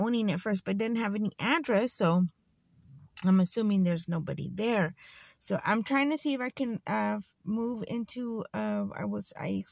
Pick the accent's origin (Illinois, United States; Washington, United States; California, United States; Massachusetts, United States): California, United States; Fresno; I grew up here in Fresno, in the outskirts of Fresno, actually, on the sticks. But I was born here in Fresno